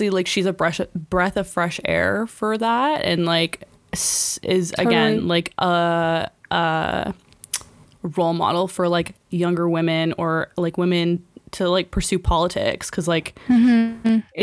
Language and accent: English; Canada; we're Canadian